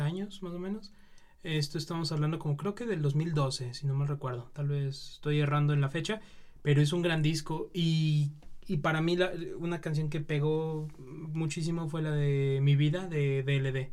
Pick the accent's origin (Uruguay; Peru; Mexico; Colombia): Mexico; nosotros como mexicanos